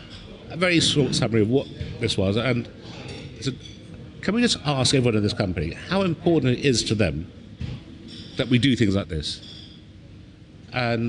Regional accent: London, United Kingdom; also born or lived in Bangladesh; When I was growing up in London, we came over in 1964, I was a baby

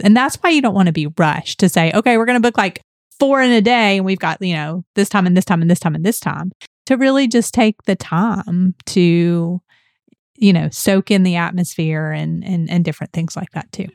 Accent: Atlanta, Georgia, United States; we're from Georgia, we're from Atlanta

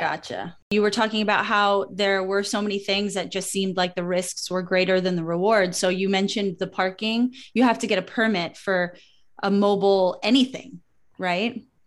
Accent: New York City, New York, United States; my hometown of Brooklyn

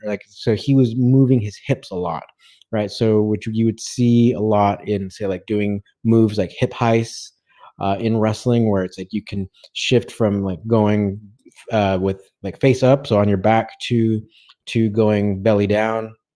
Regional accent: Southern California, United States; as an American from the from Southern California

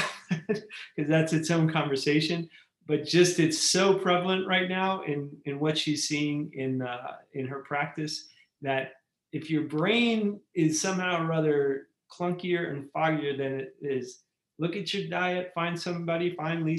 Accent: New York, United States; now in Arizona, United States; I'm from New York and all of those damp basements that I was in as a kid

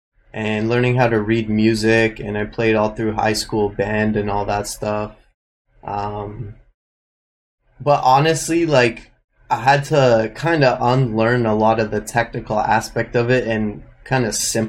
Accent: Edmonton, Alberta, Canada; also born or lived in Nanaimo / Toronto / Vancouver / Los Angeles; I was born in Nanaimo on Vancouver Island. I grew up in Edmonton. And I've just been hopping around Toronto and Vancouver

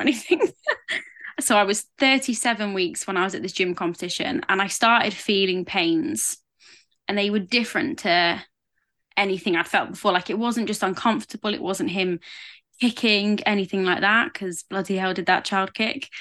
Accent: England, United Kingdom; I am English

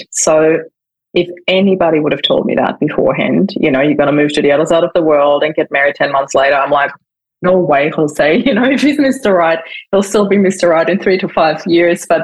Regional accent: Vienna, Austria; moved away as an adult; now in Australia; I'm originally from Austria. I was born in Vienna and moved to Australia in 2004

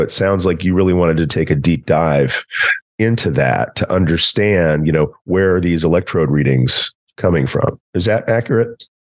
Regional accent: East Texas, United States; I'm also from East Texas

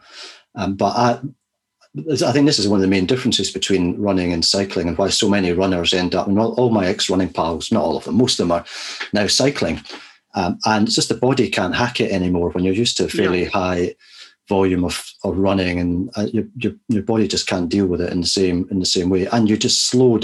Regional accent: Scotland, United Kingdom; I was brought up in Scotland in a sort of biggish village, small town

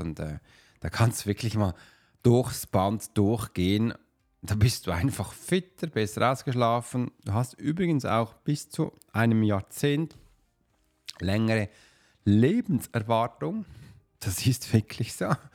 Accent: Switzerland; ich bin typischer Schweizer

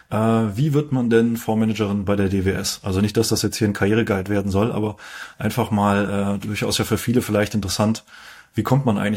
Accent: Heidelberg, Baden-Württemberg, Germany; Äh, geboren in Heidelberg. Ich habe aber in Mannheim BWL studiert, also äh, nicht in Heidelberg studiert, sondern äh, nur in Heidelberg sozusagen.

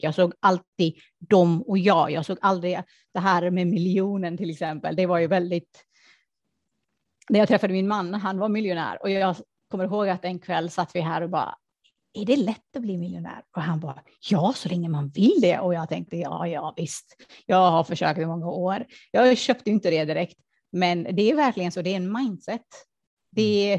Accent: Afghanistan; moved away; det kom ju från min barndom att jag såg fattigdom. Jag kom ju från Afghanistan och det är krig, krig och fattigdom och allt det där

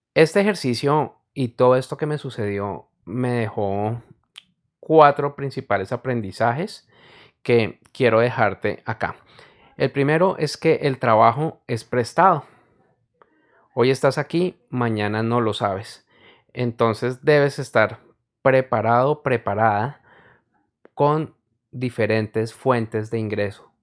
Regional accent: Colombia; En mi país, Colombia, no neva

